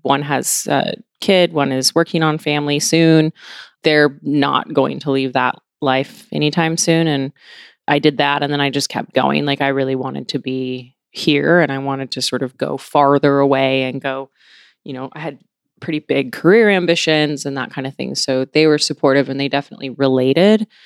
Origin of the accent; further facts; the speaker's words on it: Washington, United States; I grew up in Washington State. I grew up on a farm, mostly in Washington State